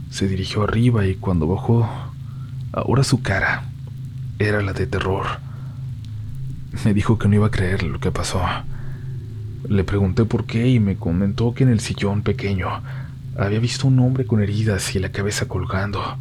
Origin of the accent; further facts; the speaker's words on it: San Luis Potosí, Mexico; soy de San Luis Potosí.